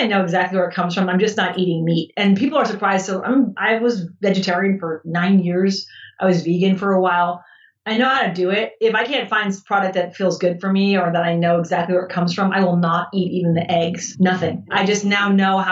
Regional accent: California, United States; moved away as an adult; also born or lived in Italy; as an American college student and growing up in the 90s in California

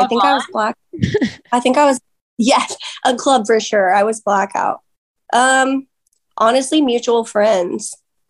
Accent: Oklahoma, United States; I was born and raised in Oklahoma.

